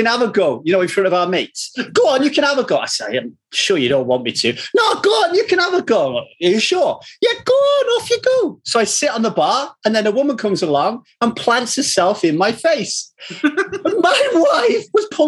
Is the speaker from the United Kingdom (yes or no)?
yes; Manchester, North West England, United Kingdom; I'm from Manchester, which is not far from Liverpool.